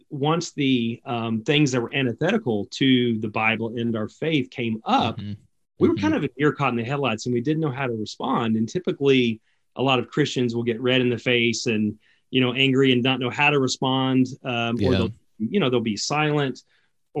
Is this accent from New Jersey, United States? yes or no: no; south of Dallas, Texas, United States; also born or lived in Austin, Texas; I grew up in Dallas, Texas, actually south of Dallas, in a more of a rural area